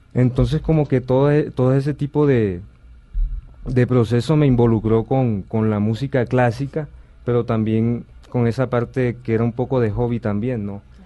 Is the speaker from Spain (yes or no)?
no; Sincelejo, Sucre, Colombia; nací en Cincelejo, Sucre.